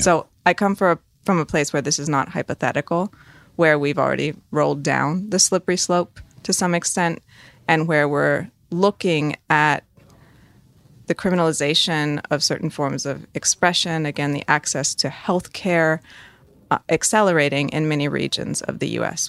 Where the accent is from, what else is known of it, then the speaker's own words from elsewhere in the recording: United States; I am an American